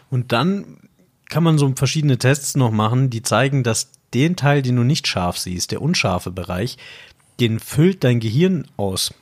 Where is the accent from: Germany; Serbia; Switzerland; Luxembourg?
Germany; Bavaria; also born or lived in Austria (ancestry) / Munich; ich bin ja halber Österreicher, aber ich bin geboren und aufgewachsen hier in Deutschland.